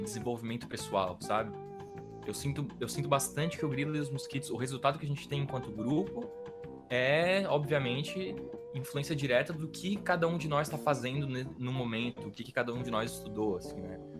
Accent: Brazil; a gente é brasileiro

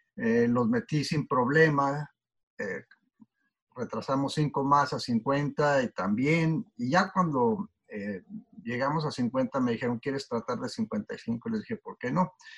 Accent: Torreón, Coahuila, Mexico; moved away as an adult; also born or lived in Shelton, Washington; now in United States; yo eh, crecí en Torreón, como mencionaste, y en realidad yo nunca jugué o vi un partido de fútbol americano eh, durante los 18 años que, viví ahí

